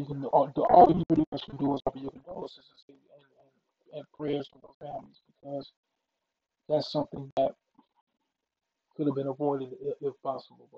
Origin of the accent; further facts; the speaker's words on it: Mississippi, United States; moved away as an adult; now in Philadelphia, United States; my home state of Mississippi